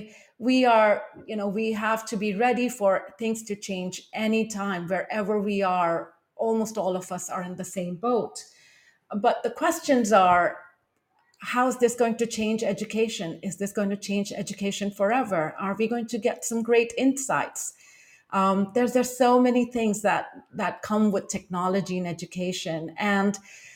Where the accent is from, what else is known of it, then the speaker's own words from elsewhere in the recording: India; moved away as an adult; now in Taipei, Taiwan; I am from India and have lived in East Asia for the past two decades